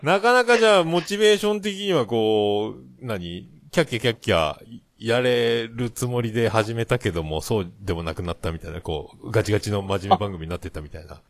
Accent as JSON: {"language": "Japanese", "region": "Kyushu", "country": "Japan", "said": "九州人だからかな"}